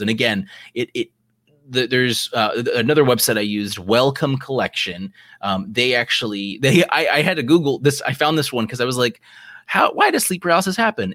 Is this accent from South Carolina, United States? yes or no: yes; South Carolina, United States; we're from South Carolina. That's where we are right now.